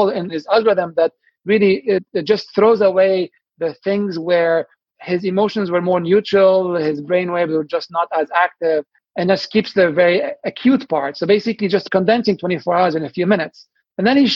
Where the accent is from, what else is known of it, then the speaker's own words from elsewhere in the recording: Lebanon; moved away as an adult; now in Boston, United States; I'm from Lebanon originally. I grew up in the 80s and 90s and where there was civil wars